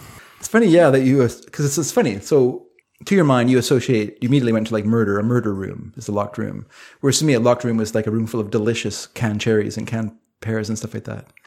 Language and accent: English; British Columbia, Canada; also born or lived in Coquitlam, British Columbia / Delta, British Columbia; I'm a Canadian